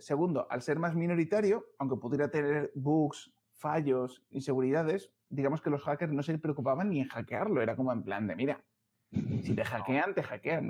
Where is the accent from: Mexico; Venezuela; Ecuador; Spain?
Spain; León, Castile and León; now in Madrid, Spain; soy leonés